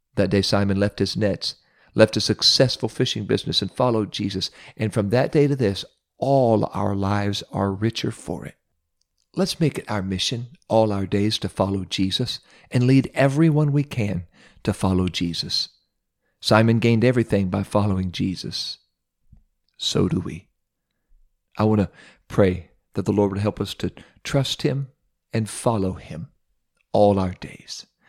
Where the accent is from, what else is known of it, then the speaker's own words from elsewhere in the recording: Ohio, United States; my home state of Ohio